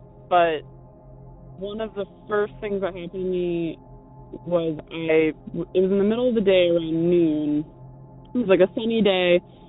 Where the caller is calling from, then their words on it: Eastern Massachusetts, United States; also born or lived in Bridgewater, Massachusetts; I'm calling from Eastern Massachusetts.